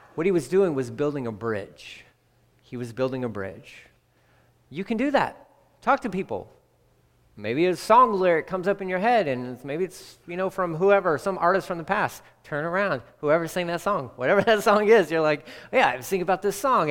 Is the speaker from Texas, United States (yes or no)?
yes; Texas, United States; I'm from Texas, but born and raised